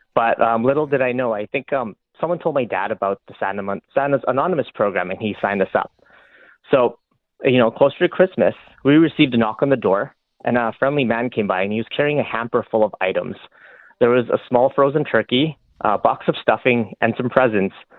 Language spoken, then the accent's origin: English; Fort McMurray, Alberta, Canada; I grew up in Fort McMurray